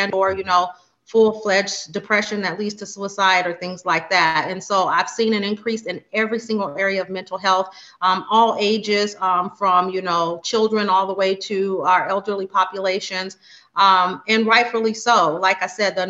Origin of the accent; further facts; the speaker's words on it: Las Vegas, Nevada, United States; I reside and was born and raised in Las Vegas, Nevada